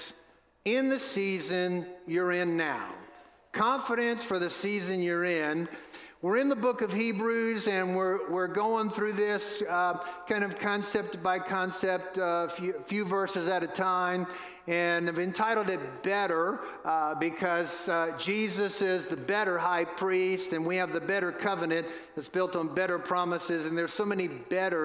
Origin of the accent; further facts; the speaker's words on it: New Orleans, Louisiana, United States; now in Asheville, United States; Where I grew up in New Orleans, home of the New Orleans Saints